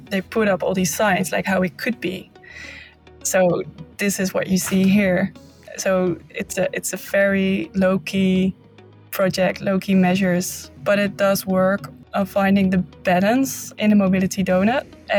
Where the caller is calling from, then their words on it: Zwolle, Overijssel, Netherlands; But I'm calling in from Zwolle right now.